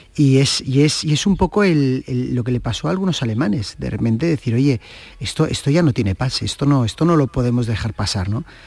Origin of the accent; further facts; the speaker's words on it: Catalonia, Spain; soy un catalán